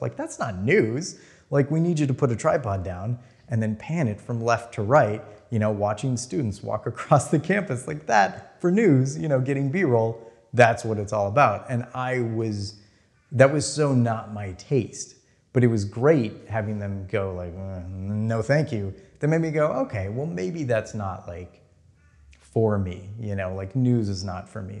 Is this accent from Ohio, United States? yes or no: no; Minnesota, United States; moved away; I'm from there, I'm from Minnesota. I will move back there